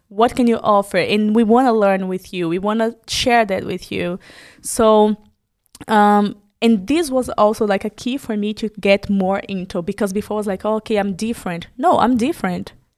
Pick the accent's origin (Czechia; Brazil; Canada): Brazil; moved away as an adult; now in Germany; I'm Brazilian